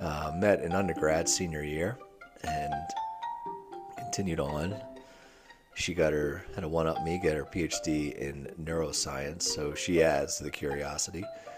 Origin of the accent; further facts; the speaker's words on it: Hanover, Pennsylvania, United States; moved away as an adult; also born or lived in Rochester, New York; now in Newburyport, United States; after growing up in Pennsylvania